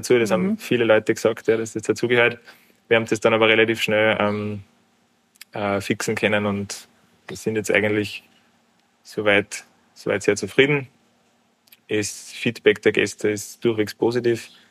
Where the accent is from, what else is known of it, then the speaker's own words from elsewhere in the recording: Obermarkersdorf, Lower Austria, Austria; also born or lived in Kitzbühel; Ich bin gebürtiger Obermackersdorfer, also ich bin einen Steinwurf weit entfernt vom heutigen Wirtshaus aufgewachsen